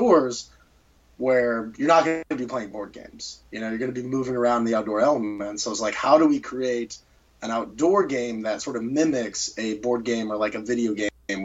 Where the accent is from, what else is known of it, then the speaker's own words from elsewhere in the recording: Charlottesville, Virginia, United States; I'm from Charlottesville, Virginia